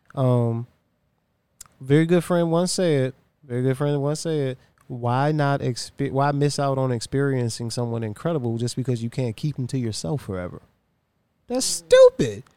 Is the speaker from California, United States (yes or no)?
no; Virginia, United States; I'm from Virginia